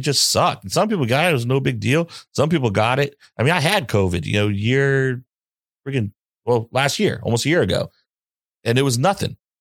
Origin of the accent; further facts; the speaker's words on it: the South, United States; I'm from the South. We don't really get snow like